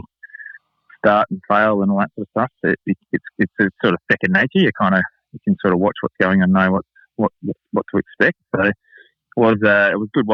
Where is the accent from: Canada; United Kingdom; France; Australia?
Australia; Adelaide, South Australia; also born or lived in Semaphore, South Australia; I was born in Semaphore, which is the seaside suburb in Port Adelaide. I grew up in North Haven, which is 10 minutes from the Alberton Oval